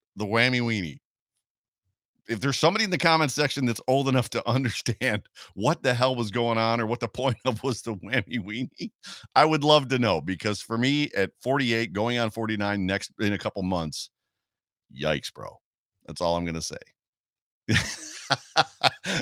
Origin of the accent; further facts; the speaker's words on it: Buffalo, New York, United States; moved away as an adult; also born or lived in Columbus, Ohio; I grew up in Buffalo, New York